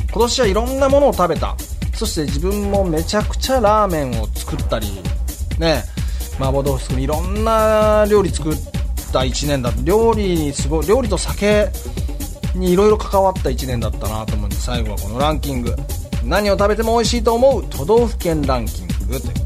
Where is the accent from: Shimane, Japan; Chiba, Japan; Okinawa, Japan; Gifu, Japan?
Shimane, Japan; moved away; also born or lived in Hiroshima / Tokyo / Isesaki; 僕島根出身じゃないですか